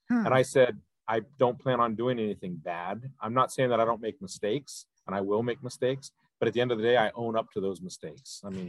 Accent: Ohio, United States; I decided to ETS and I came back to my hometown of Ohio in the mid to late 90s

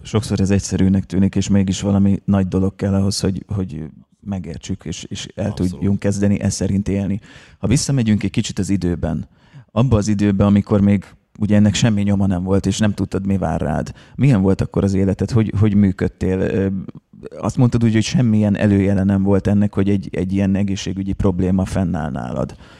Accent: Szeged, Csongrád-Csanád, Hungary; mi szegediek vagyunk

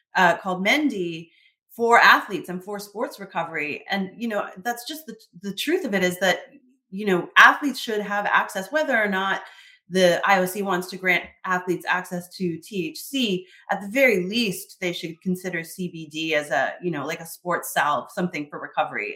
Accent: Canada; I'm Canadian. I love Canada.

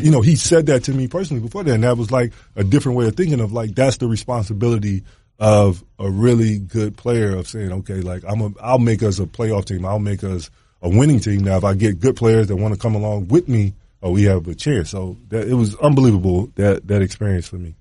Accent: Atlanta, Georgia, United States; growing up in Atlanta

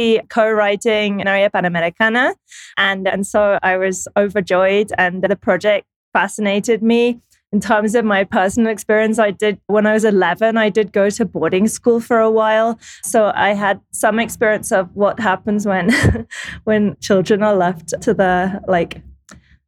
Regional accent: London, United Kingdom; now in Mexico City, Mexico; I'm from London

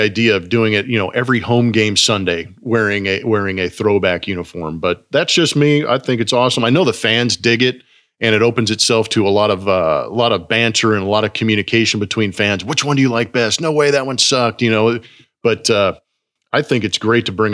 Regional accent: Los Angeles, California, United States; I grew up in the LA area

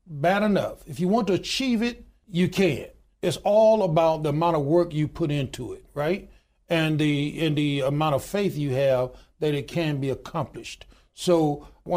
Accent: Goodwater, Alabama, United States; born or raised there

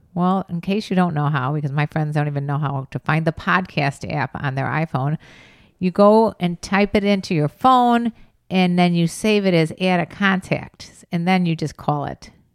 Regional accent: Chicago, Illinois, United States; I'm from Chicago area

